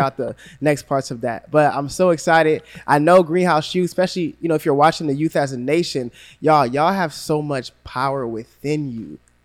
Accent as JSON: {"language": "English", "town": "Gainesville", "region": "Florida", "country": "United States", "tie": "born or raised there", "said": "growing up in Gainesville"}